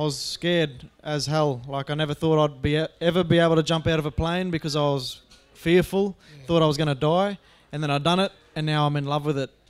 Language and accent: English; Cairns, Queensland, Australia; But I was born and bred in Cairns, North Queensland, on the east coast there up in the tropics. And my mother's from the Welsh descent.